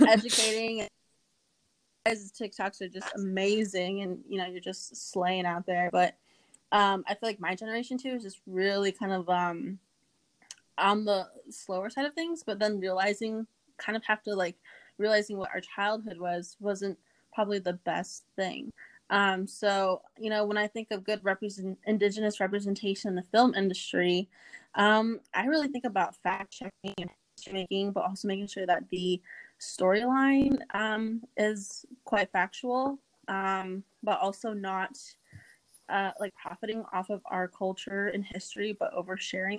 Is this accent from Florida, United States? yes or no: no; Lawrence, Kansas, United States; also born or lived in Inscription House, Arizona; I'm originally from Inscription House, Abican, Arizona, but I was born in Lawrence, Kansas, and raised in the district that is uh, Kansas House District 10